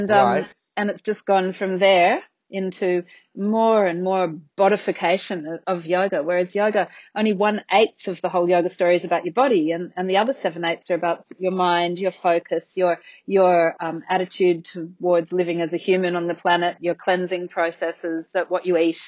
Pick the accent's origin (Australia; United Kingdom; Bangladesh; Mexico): Australia; also born or lived in Athens, Greece; I came back to Australia